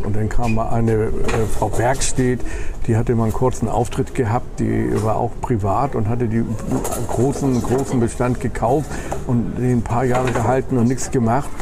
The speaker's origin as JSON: {"language": "German", "region": "Hamburg", "country": "Germany", "tie": "born or raised there", "moved": "as an adult", "lives_now": "Bremen, Germany", "said": "ich bin in Hamburg geboren"}